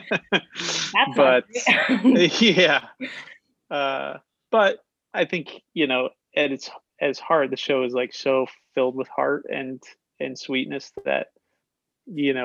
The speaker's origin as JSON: {"language": "English", "town": "Shelton", "region": "Connecticut", "country": "United States", "said": "I'm from Shelton, home of the wiffle ball"}